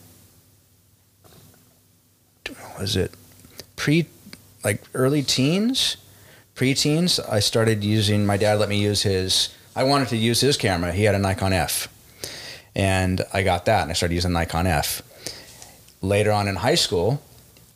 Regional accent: Los Angeles, California, United States; also born or lived in Santa Monica; I was born in Los Angeles, and I've been here my whole life

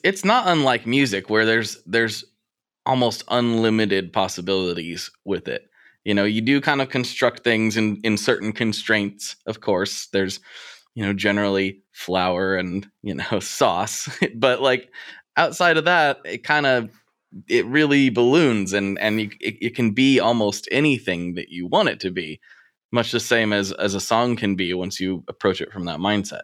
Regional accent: Portland, United States; here in my hometown

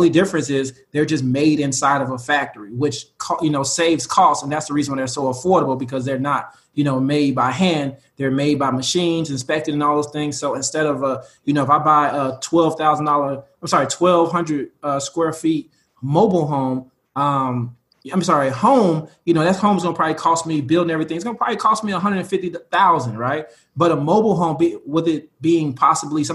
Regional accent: Chicago, Illinois, United States; we're from Chicago

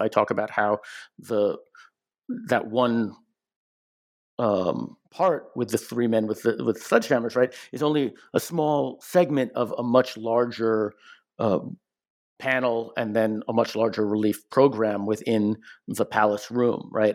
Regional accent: United States; I'm an American

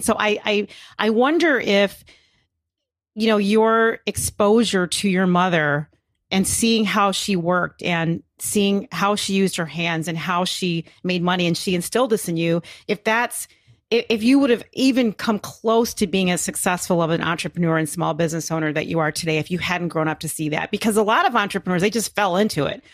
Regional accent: Chicago, Illinois, United States; I grew up in Hyde Park, which is a, n-, a neighborhood in Chicago

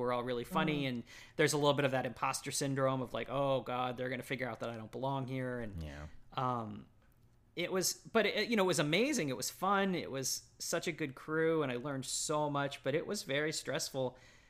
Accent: Dallas, Texas, United States; I grew up in Texas, okay. Like the burbs of North Dallas, basically. Mm-hmm. So yeah, my whole life had been Texas.

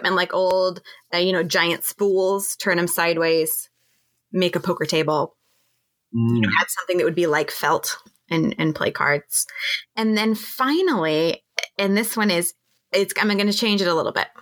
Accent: Montana, United States; we're from Montana

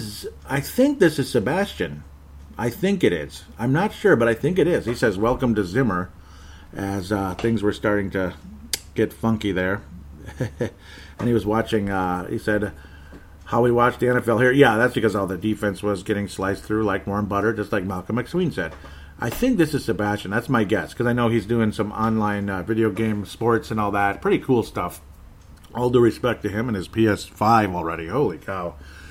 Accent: Canada; I'm a Canadian, Irish Canadian, I guess.

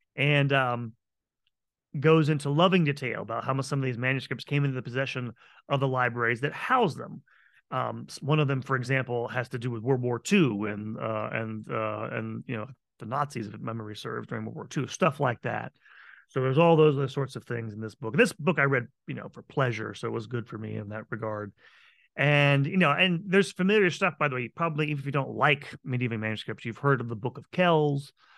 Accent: Tampa, Florida, United States; what is today my hometown of Tampa Bay, of Tampa, Florida

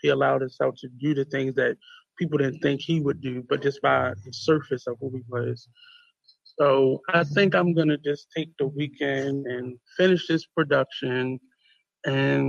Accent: United States; being an American

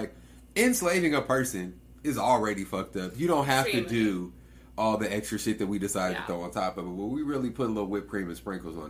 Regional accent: Comanche County, Oklahoma, United States; moved away; I'm from Comanche County. Like, yeah. That's the county I'm from.

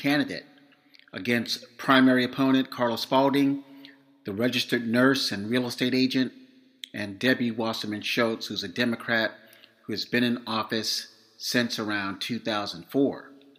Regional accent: Tampa, Florida, United States; also born or lived in Miami-Dade, Florida; now in Los Angeles, United States; I was born in Tampa, Florida. My father's side of the family is from Haiti. My mother's side is of Cuban descent.

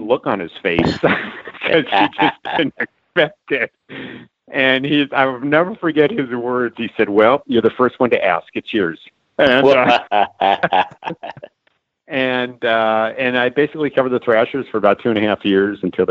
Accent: Los Angeles, California, United States; moved away as an adult; also born or lived in San Francisco; now in Atlanta, United States; I originally from Los Angeles, worked in San Francisco

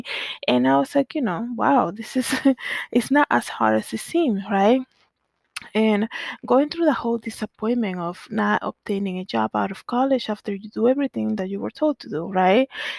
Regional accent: Danbury, Connecticut, United States; also born or lived in Dominican Republic; So growing up in Danbury, Connecticut, where we came after moving from the Dominican Republic

